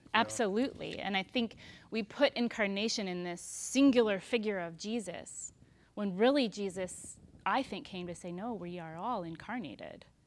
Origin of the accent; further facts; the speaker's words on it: Texas, United States; I'm so Texan